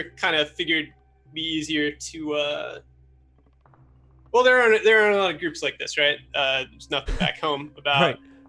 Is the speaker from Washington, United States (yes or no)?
yes; Washington, United States; No, I'm from Washington, actually. Just an hour and a half away.